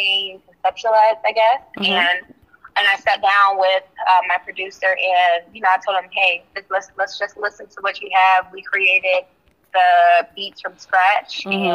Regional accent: Charlotte, North Carolina, United States; also born or lived in Pennsylvania; now in Atlanta, United States; I lived in Charlotte. That's where I say that I'm from because I went to middle school and high school there

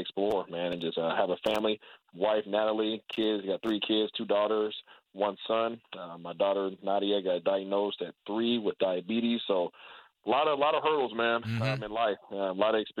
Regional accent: Seattle, Washington, United States; born and raised in Seattle, Washington, right there in the hood

